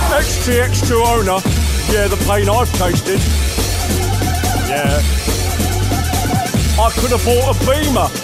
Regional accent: London, United Kingdom; I'm from London. Born and bred.

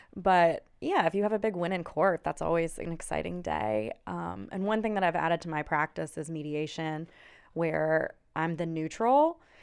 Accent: Charlotte, North Carolina, United States; I'm from here, um, went through high school, everything here

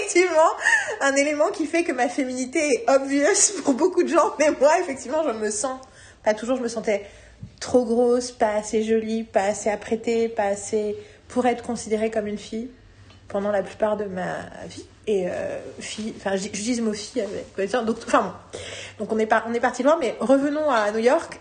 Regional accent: France; je suis française

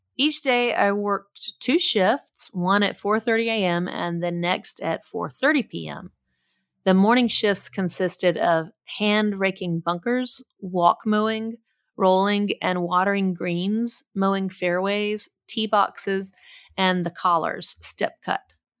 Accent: Nashville, Tennessee, United States; I was born and raised in Nashville, Tennessee.

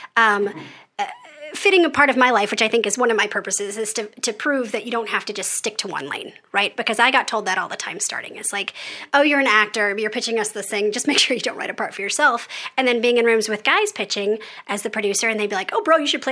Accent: United States; also born or lived in London; as American children

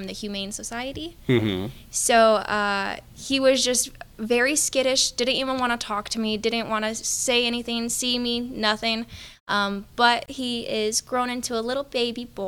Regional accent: Michigan, United States; moved away as an adult; now in Nevada, United States; I'm from Michigan

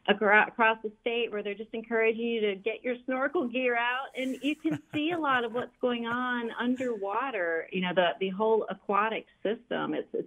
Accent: North Carolina, United States; Well, you know, it is such a special place in my heart, and I always spent time on trails, but I took them for granted.

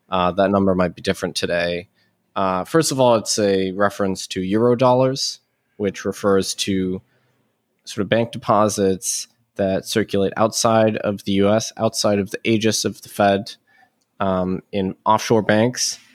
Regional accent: United States; as an American

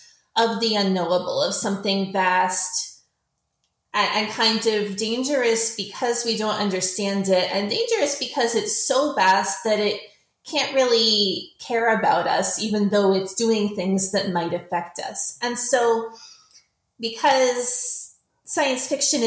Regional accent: Canada; I am a Canadian science fiction author

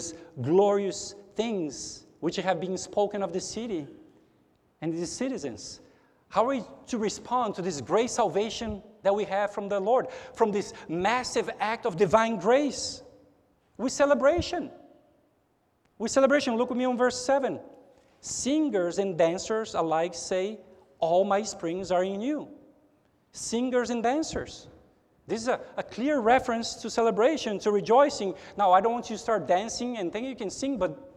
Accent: São Paulo, Brazil; also born or lived in United States; now in Houston, United States; I am a Brazilian, and I'm a naturalized citizen of the United States. I have two passports. But even though I am a citizen of the United States, I'm not a native from the United States. I was born in Brazil. I was born in São Paulo.

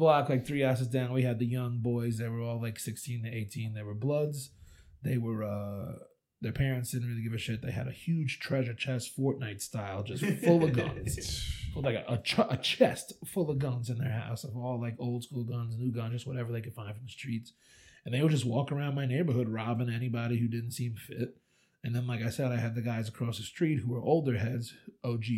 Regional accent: Huntington, New York, United States; I grew up on Long Island in Huntington, North Shore, Gold Coast boy.

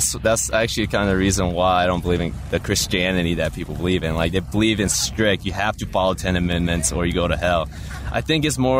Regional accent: Marietta, Georgia, United States

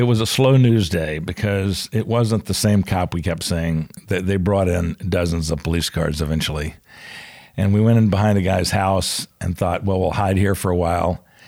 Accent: Atlanta, Georgia, United States; also born or lived in Charlotte, North Carolina; born in Charlotte, um, 'cause my mom was from Charlotte and she was there. My dad was in the war. So born in Charlotte, but moved back to Atlanta pretty quickly

